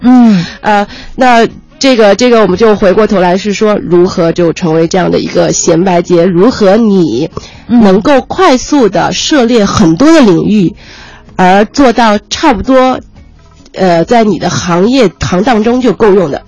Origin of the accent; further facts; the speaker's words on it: Ningbo, Zhejiang, China; 我是浙江的宁波人